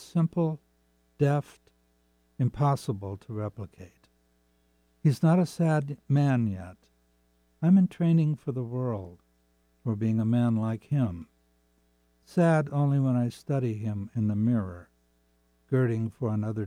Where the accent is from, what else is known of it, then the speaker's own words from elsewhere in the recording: Seattle, Washington, United States; I grew up in Seattle